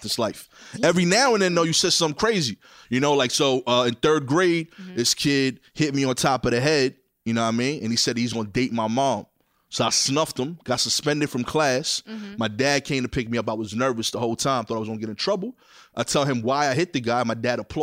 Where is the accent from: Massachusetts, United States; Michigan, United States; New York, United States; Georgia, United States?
New York, United States; New York City; I'm from East New York.